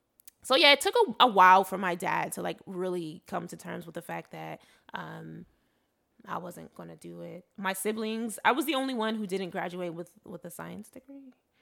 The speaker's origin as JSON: {"language": "English", "country": "Nigeria", "said": "I'm Igbo from Nigeria. So we had Igbo classes, we had computer classes"}